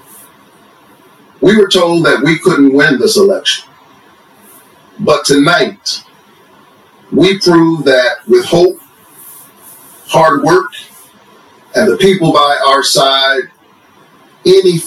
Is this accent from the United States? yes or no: yes; Savannah, Georgia, United States; A child who grew up in the Caton Homes housing projects of Savannah, Georgia